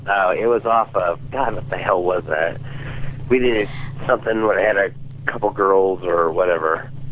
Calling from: Iowa, United States; I'm calling from Iowa.

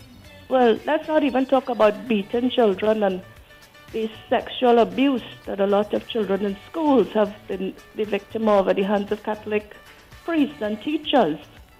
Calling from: United Kingdom; moved away; also born or lived in Trinidad and Tobago; I am calling from the UK.

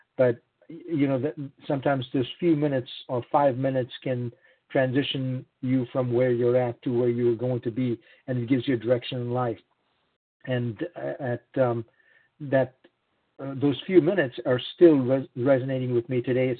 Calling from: Missouri, United States; I'm calling in from Missouri

